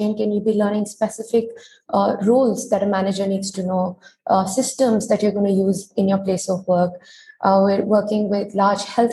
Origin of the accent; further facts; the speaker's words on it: Delhi, India; I was born and brought up in Delhi.